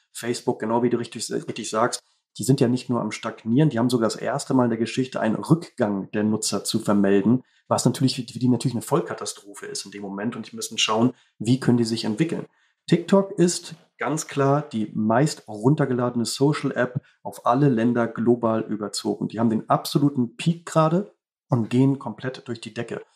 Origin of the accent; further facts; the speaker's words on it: Baltic coast, Schleswig-Holstein, Germany; Bin hier aufgewachsen, auch an der Ostsee, genau wie